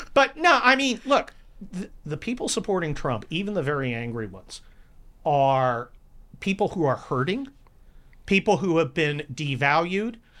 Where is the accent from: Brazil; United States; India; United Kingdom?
United States; California; also born or lived in Cincinnati, Ohio / San Mateo, California; I'm a California kid. I grew up in the California of Ronald Reagan